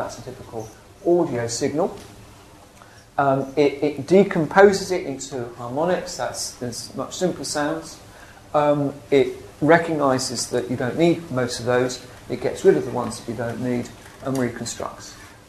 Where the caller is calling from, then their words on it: England, United Kingdom; I can ring someone up in America and they won't know that I'm ringing them from England.